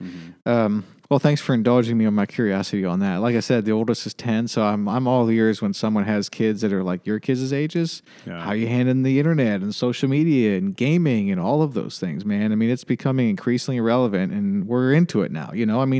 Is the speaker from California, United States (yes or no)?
no; New York, United States; Yep. Grew up in upstate New York, and my wife was from Lancaster, Pennsylvania.